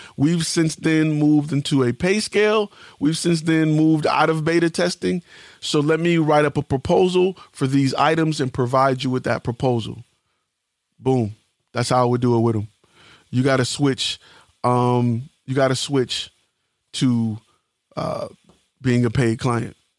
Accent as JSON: {"language": "English", "town": "Detroit", "region": "Michigan", "country": "United States", "said": "I'm from Detroit"}